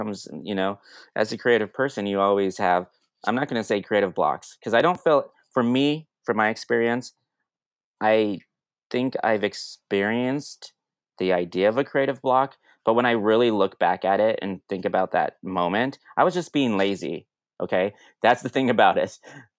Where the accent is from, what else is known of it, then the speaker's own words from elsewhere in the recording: Denver, Colorado, United States; now in Brooklyn, United States; I grew up in Denver, but I live in Brooklyn.